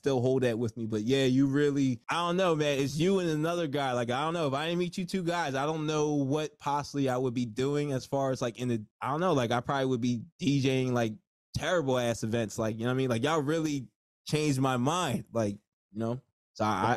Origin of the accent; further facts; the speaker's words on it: New Jersey, United States; I'm from Jersey